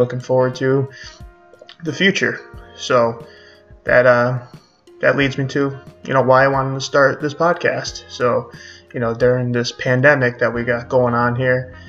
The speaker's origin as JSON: {"language": "English", "town": "Syracuse", "region": "New York", "country": "United States", "said": "I'm from Syracuse, New York"}